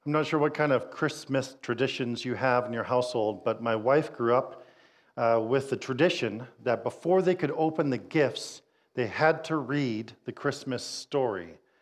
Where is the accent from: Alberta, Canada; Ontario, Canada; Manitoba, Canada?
Manitoba, Canada; Winnipeg; I'm from Winnipeg